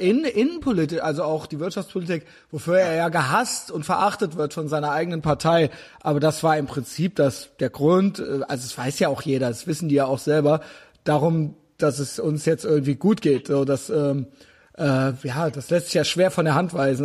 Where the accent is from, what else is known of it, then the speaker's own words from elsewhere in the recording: Germany; ich selbst bin auch Deutscher